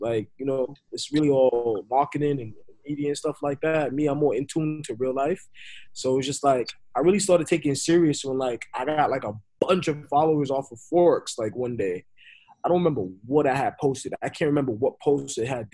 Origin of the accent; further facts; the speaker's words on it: New York City, New York, United States; moved away; also born or lived in Florida; I was raised in New York. I was born in Florida but raised in Brooklyn